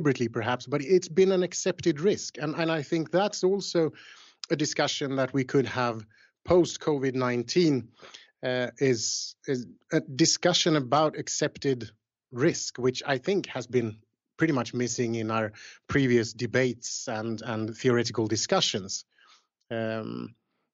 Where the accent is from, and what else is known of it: Sweden; born or raised there